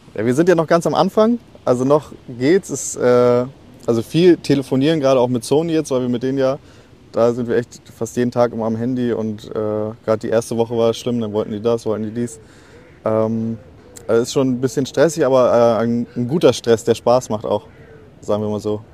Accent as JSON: {"language": "German", "town": "Lübeck", "region": "Schleswig-Holstein", "country": "Germany", "said": "wir kommen ja alle aus Lübeck"}